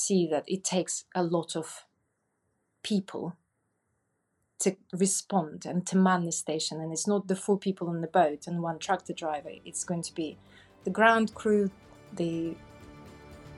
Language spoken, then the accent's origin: English; Russia; English is a second language; moved away as an adult; now in Lyme Regis, United Kingdom; I was born in Russia and I moved to UK roughly about 17 years ago.